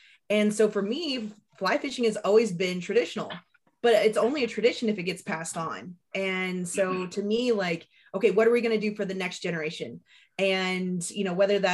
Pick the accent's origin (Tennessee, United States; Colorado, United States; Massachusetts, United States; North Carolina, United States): Colorado, United States; Kremling; now in Texas, United States; I was born and raised in a little tiny town called Kremling, Colorado